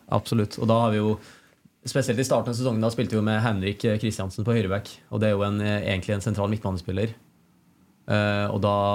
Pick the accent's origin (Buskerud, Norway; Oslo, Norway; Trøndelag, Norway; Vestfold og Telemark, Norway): Trøndelag, Norway; Trondheim; moved away as an adult; also born or lived in China; her hjemme i Trondheim